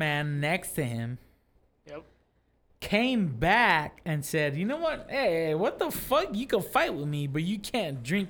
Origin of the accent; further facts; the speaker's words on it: United States; I'm American. I should have pride in my country.